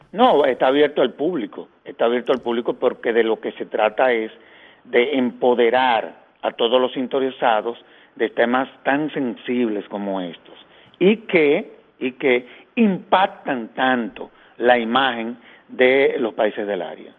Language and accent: Spanish; Dominican Republic; a nosotros como dominicanos